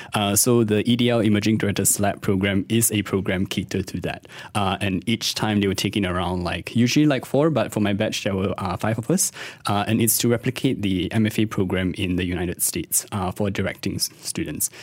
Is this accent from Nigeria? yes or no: no; Kuala Lumpur, Malaysia; I was born in, born and raised in K L